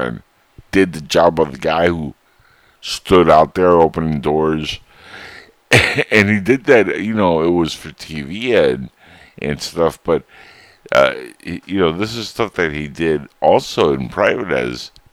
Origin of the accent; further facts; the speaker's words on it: United States; we, as American citizens